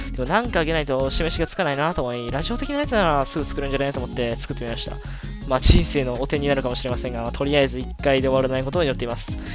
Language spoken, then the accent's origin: Japanese; Osaka, Japan; accent: Kansai dialect; 私、正確にはその大阪生まれじゃなくて他の地域なんですけど、やっぱり大阪にいた期間が長いんで、大阪出身ですって言っちゃうんですよね